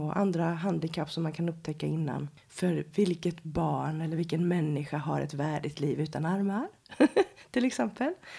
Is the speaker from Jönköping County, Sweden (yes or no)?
yes; Habo, Jönköping County, Sweden; moved away as an adult; also born or lived in Stockholm; Jag kommer ifrån Habo utanför Jönköping